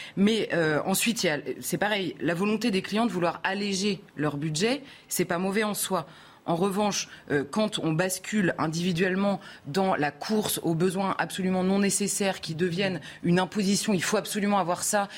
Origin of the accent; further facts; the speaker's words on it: France; accent: very French; j'ai un accent très français